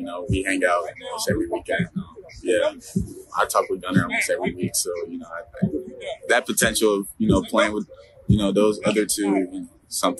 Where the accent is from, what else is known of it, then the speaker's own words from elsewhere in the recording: Rabun, Georgia, United States; Raven, my hometown